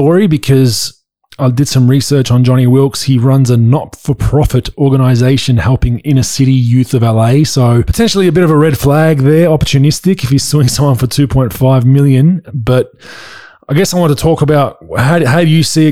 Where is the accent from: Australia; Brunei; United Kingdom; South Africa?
Australia; accent: Australian; moved away; my Australian accent